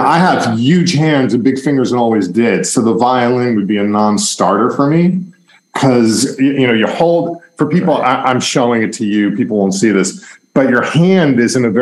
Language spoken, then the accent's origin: English; Long Island, New York, United States; I grew up outside of New York in Long Island, which is in the suburbs